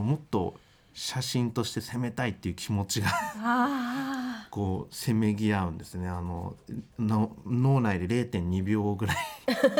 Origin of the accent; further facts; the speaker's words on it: Ibaraki, Japan; 地元が茨城なんですけどその自然は豊かなんです